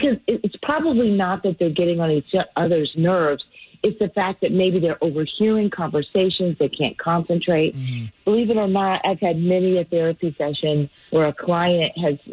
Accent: California, United States; moved away; I'm from California. We don't put sugar in our tea

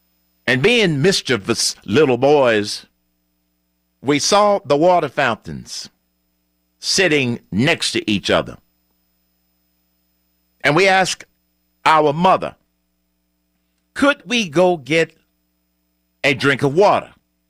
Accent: Atlanta, Georgia, United States; I grew up in Atlanta. I attended elementary school in Atlanta. I attended high school in Atlanta. I attended college in Atlanta, Morehouse College.

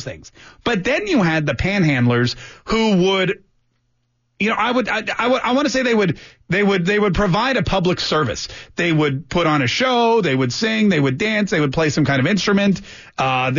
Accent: New York, United States; moved away as an adult; now in Jacksonville, United States; Growing up in New York, and I lived in New York all through college

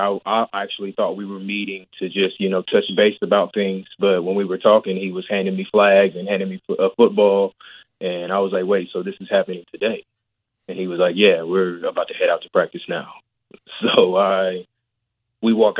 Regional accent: Richmond, Indiana, United States; I grew up in Richmond, Indiana

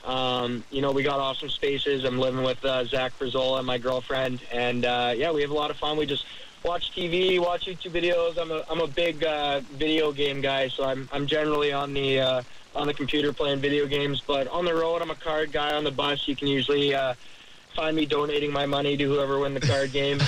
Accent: Canada; now in Jacksonville, United States; We're from Canada

